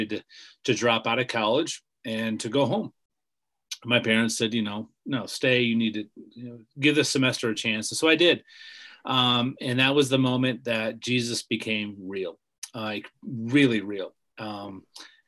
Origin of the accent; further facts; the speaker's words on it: Bumpville, Pennsylvania, United States; moved away as an adult; also born or lived in Orlando, Florida / Grand Rapids, Michigan; I grew up in Bumpville, Pennsylvania on a farm